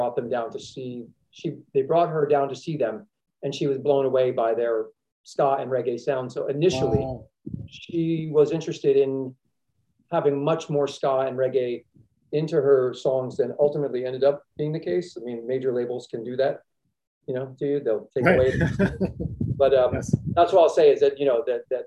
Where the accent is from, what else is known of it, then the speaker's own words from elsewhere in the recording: Princeton, New Jersey, United States; I grew up in Princeton, New Jersey, which is halfway between New York and Philadelphia